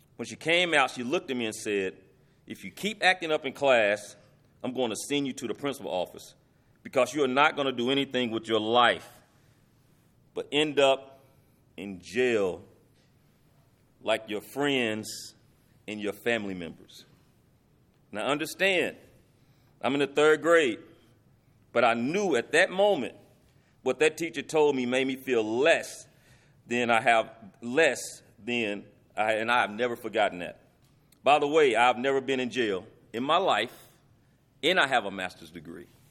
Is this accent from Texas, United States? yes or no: yes; Lubbock, Texas, United States; When I was in third grade, I got what they call bust. And this was in the early eighties that, that this happened. It was a program that took pla, that took minority kids and placed them in a school that had more white kids to try to make the Lubbock I S D more diverse